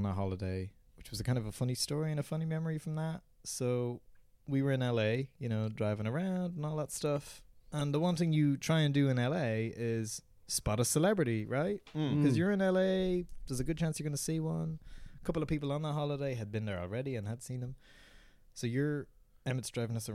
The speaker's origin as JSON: {"language": "English", "town": "Newbridge", "region": "County Kildare", "country": "Ireland", "tie": "born or raised there", "said": "I grew up in Newbridge in Kildare"}